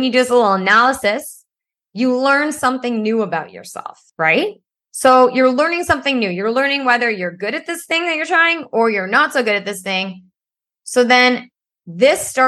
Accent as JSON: {"language": "English", "town": "Ottawa", "region": "Ontario", "country": "Canada", "tie": "born or raised there", "said": "I grew up in Ottawa"}